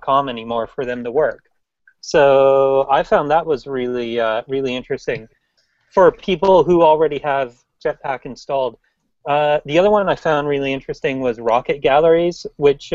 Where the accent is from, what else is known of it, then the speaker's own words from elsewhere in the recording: Vancouver, British Columbia, Canada; I'm from Vancouver, Canada